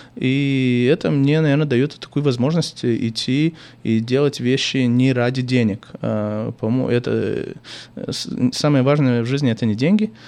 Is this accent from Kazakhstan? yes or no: no; Chișinău, Moldova; first language Russian; now in United States; родился в Кишиневе и учился в лицей с французским профилем